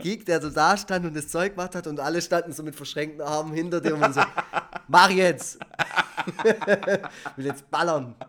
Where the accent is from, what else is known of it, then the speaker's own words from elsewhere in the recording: Efringen-Kirchen, Baden-Württemberg, Germany; in Efringen, also in einem Dorf, wo ich aufgewachsen bin.